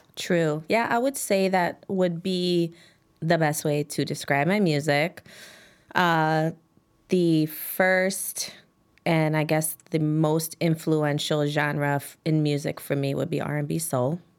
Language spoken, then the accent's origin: English; Chicago, Illinois, United States; I grew up on Damon and Grands